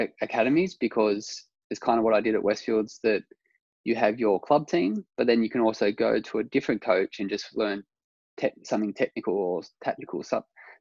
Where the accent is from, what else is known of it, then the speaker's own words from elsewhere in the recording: Orange, New South Wales, Australia; when I was growing up in Orange, I had my Blayney coach